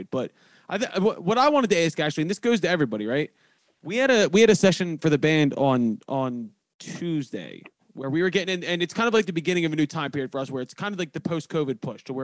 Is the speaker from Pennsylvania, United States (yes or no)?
yes; Philadelphia, Pennsylvania, United States; And if I'm from Philadelphia and I know what school night is